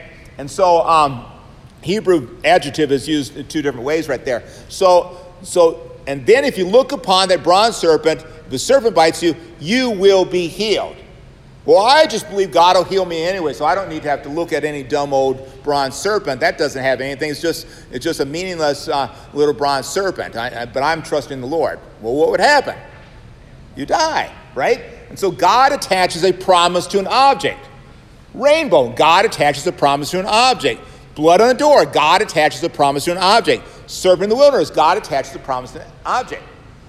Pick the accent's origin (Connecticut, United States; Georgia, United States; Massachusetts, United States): Georgia, United States; Savannah; I come from Savannah, Georgia, right? And we are surrounded by Baptist types. I grew up in high school, and I was going to be a Lutheran pastor